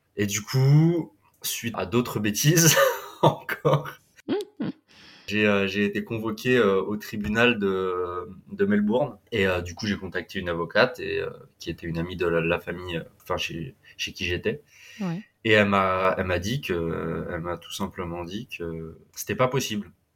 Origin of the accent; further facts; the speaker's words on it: Vendée, Pays de la Loire, France; moved away as an adult; also born or lived in Centre, France / Australia; je viens de Vendée, je viens de la côte atlantique. J'ai euh, beaucoup grandi entre, euh, entre la Vendée, le centre